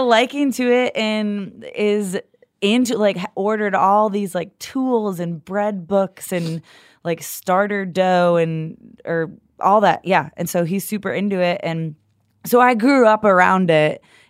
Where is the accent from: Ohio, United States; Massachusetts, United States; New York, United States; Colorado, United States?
New York, United States; Yeah, I grew up just near outside of Buffalo.